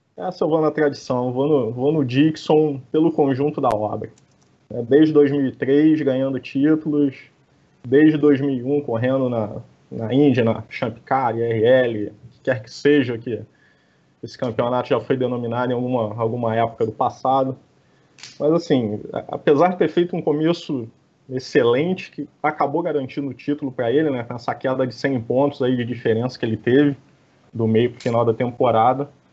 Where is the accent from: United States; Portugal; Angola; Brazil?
Brazil; Rio de Janeiro; eu sou, sou do estado do Rio